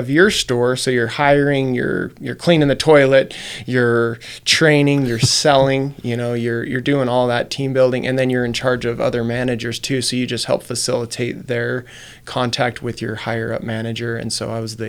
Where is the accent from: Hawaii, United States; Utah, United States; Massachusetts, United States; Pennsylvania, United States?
Utah, United States; Perry; also born or lived in Salt Lake City, Utah; when I grew up in Perry, after I got back